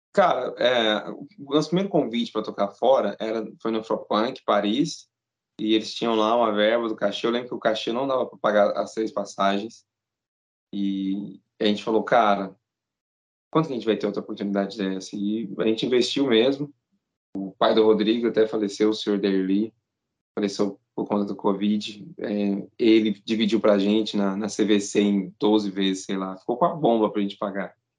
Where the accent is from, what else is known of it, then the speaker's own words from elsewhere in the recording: Uberaba, Minas Gerais, Brazil; a gente é do interior de Minas. Interiorzão, totalmente fora da curva.